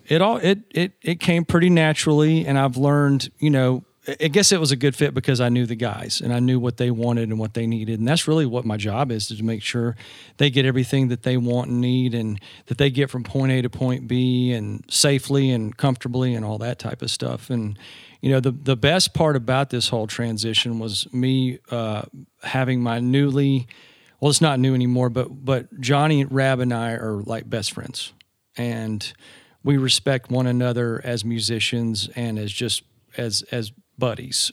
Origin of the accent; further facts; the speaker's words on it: Georgia, United States; accent: Southern; I grew up in Georgia.